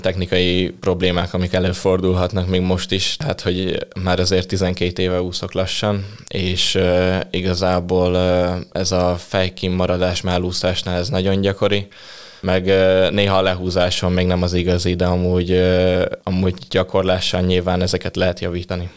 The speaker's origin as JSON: {"language": "Hungarian", "town": "Kecskemét", "region": "Bács-Kiskun", "country": "Hungary", "moved": "yes", "said": "Kecskemétről származom"}